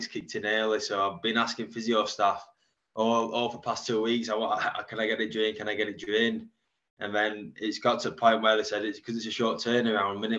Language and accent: English; Sheffield, Yorkshire and the Humber, United Kingdom; being born and bred Sheffield, ever since I was born in Jessops